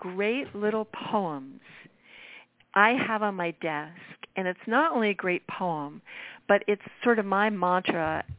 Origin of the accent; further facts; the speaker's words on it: New York, United States; now in Los Angeles, United States; I LA, obviously I live here, so I'm doing everything here. New York, I grew up in New York, so I always go back there.